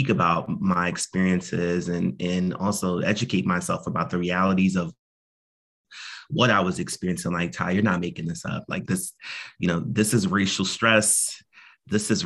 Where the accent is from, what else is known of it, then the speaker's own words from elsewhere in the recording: Northern New Jersey, United States; now in Philadelphia, United States; I'm originally from Northern New Jersey, but I've lived in quite a few different places. I've been in Philly for 12 years now.